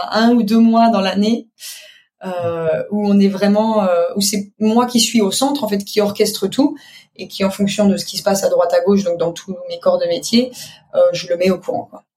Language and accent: French; eastern France, France; also born or lived in Paris; now in Spain; je viens de l'est de la France